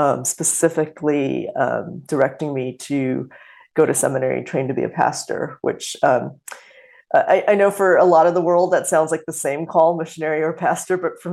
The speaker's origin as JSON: {"language": "English", "town": "Los Angeles", "region": "California", "country": "United States", "tie": "born or raised there", "also_born_or_lived": "Singapore / Philippines / Ohio / Korea", "said": "I was born in Singapore. We moved to the Philippines and to California and to Ohio and to Korea and a bunch of different places in the course of my childhood."}